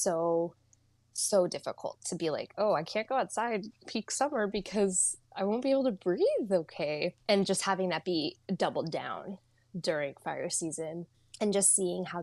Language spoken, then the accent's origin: English; Eastern Washington, United States; also born or lived in Saudi Arabia / India; now in Seattle, United States; I grew up in Eastern Washington, like thick of the desert